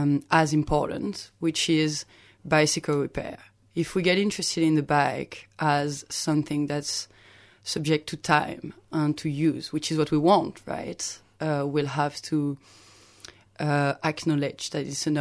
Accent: Lyon, Auvergne-Rhône-Alpes, France; now in Melbourne, Australia; my hometown of Lyon

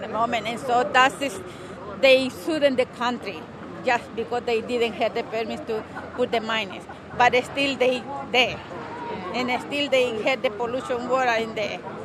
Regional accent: San Vicente, El Salvador; English is a second language; now in Melbourne, Australia; I come from El Salvador. And, um, and actually, I originate from the place they, they call San Vicente

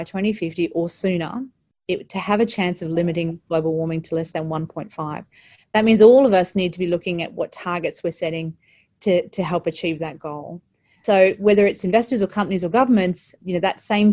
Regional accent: Australia; As Australian superannuates

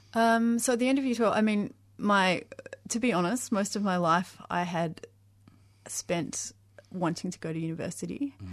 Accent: Mildura, Victoria, Australia; I was born in Mildura, mm-hmm. and I came from you know, a small country town

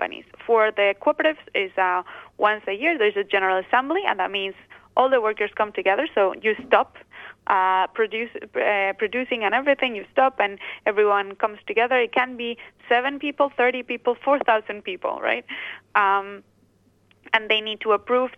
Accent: Basque Country, Spain; So I am originally from the Basque Country

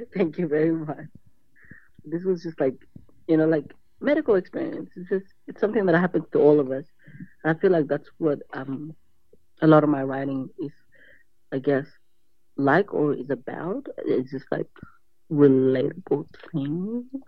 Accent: Australia; born or raised there

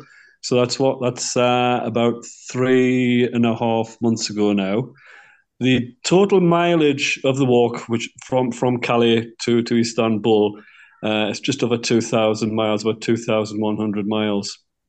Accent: Newcastle upon Tyne, North East England, United Kingdom; also born or lived in Ireland; I live in the UK. I live in Newcastle upon Tyne. And yeah, that's my home, my hometown.

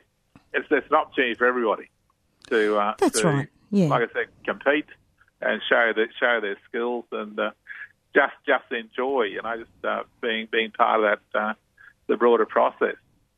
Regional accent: Australia; we've had people from right across Europe have come into Australia. I grew up around Italian kids and Greek kids.

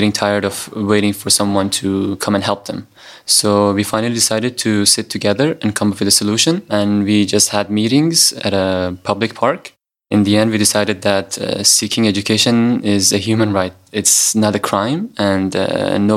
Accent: Afghanistan; now in Indonesia; I'm 20 years old and I'm from Afghanistan.

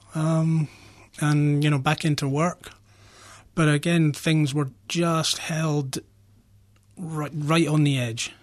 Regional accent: Scotland, United Kingdom; now in Australia; I grew up in Scotland, um, where alcohol was very prevalent

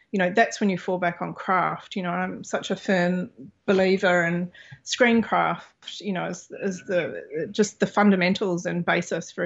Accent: New Zealand; moved away as an adult; also born or lived in Australia / Los Angeles; I was born in New Zealand. You know, I'm of Māori and European heritage

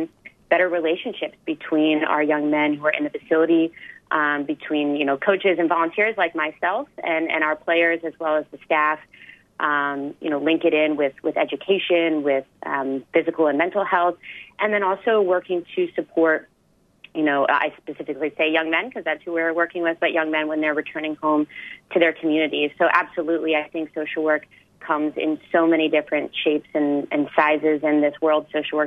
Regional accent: Delaware, United States; I'm from the States. You might be able to tell from my accent, but I'm from a very small state in Delaware

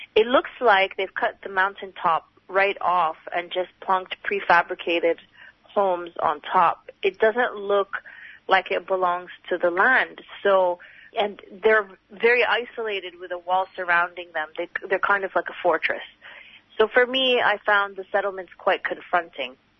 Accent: Canada; now in Australia; Growing up in Canada

